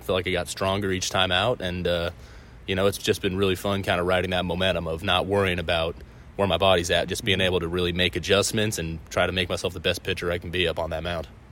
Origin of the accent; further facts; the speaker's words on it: Southern California, United States; a California California guy, raised in SoCal, went to college up in Northern California